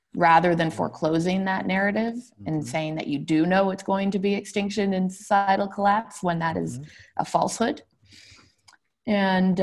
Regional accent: Toronto, Ontario, Canada; I was raised in Toronto by a mother who is personally religious

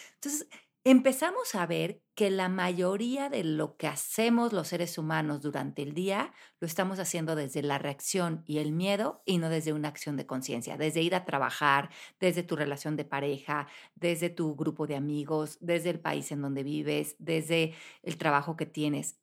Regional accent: Mexico; moved away as an adult; cuando yo me fui de México a los 28 años

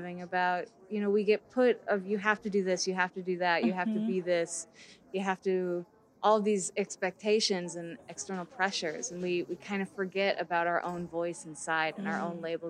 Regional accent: Iowa, United States; also born or lived in Wisconsin; I'm from Iowa.

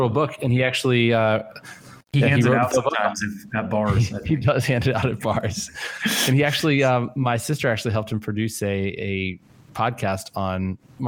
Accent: Virginia, United States; I grew up in Virginia

